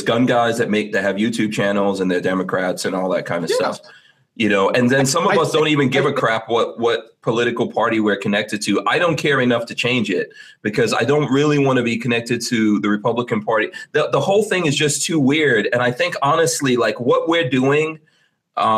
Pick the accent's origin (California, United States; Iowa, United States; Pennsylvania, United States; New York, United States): New York, United States; I grew up in New York.